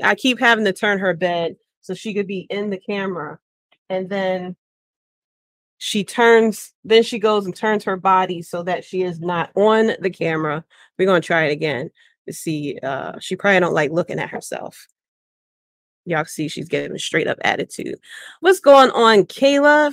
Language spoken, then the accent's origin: English; Philadelphia, Pennsylvania, United States; born and raised in Philly